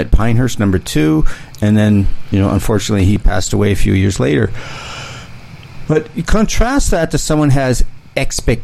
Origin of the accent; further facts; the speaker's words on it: Canada; as a Canadian